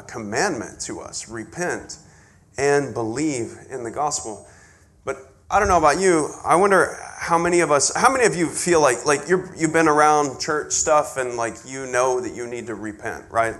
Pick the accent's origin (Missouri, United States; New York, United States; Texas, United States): Texas, United States; West; moved away; I grew up way out in West Texas